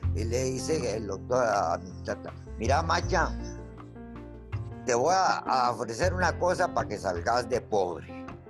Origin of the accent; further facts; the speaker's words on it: Limón, Costa Rica; moved away; also born or lived in Guatemala; yo soy de, de, Puerto Limón, Costa Rica, soy porteño, nací en finca, eh, una finca que tenía mi viejo en la provincia de Limón